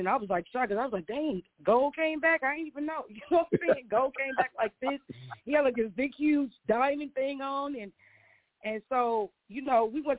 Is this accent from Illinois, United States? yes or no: yes; Maywood, Illinois, United States; If we grew up in Maywood